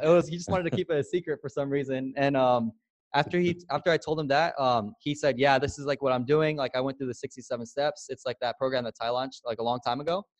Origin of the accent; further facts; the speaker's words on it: San Diego, California, United States; moved away as an adult; also born or lived in Alabama / Newport Beach, California; I grew up in San Diego, California, born and raised, and I grew up in the hood.